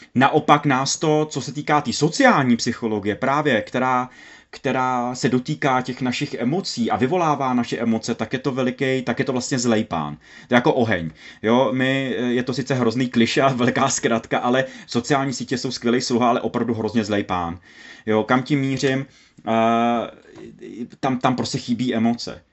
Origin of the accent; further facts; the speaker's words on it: Moravia, Czechia; u nás na Moravě